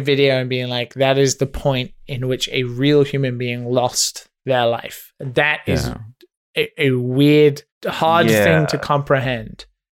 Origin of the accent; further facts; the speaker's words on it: United Kingdom; I'm British. That's my excuse. Seinfeld was not a thing in the UK.